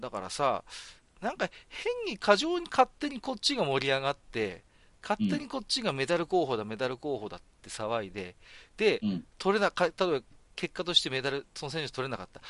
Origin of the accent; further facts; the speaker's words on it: Tohoku, Japan; 私も東北の人間ですから